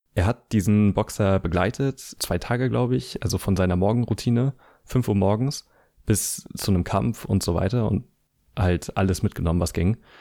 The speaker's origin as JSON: {"language": "German", "town": "Schwerin", "region": "Mecklenburg-Vorpommern", "country": "Germany", "tie": "born or raised there", "said": "meine Heimatstadt Schwerin"}